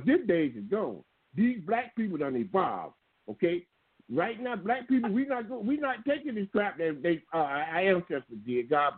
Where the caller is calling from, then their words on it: outside Atlanta, Georgia, United States; I'm calling from right outside of Atlanta. Yeah, it's Atlanta.